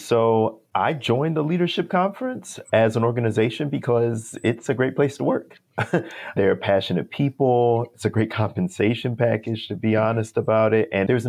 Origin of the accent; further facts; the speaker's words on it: Wisconsin, United States; moved away; the local organizations that I worked with and for in Wisconsin, my home state